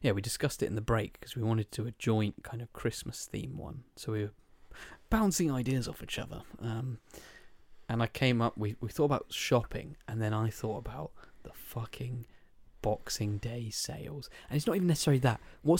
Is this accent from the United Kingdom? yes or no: yes; South East England, United Kingdom; And because I'm from Kent as well. Everyone's going blue water.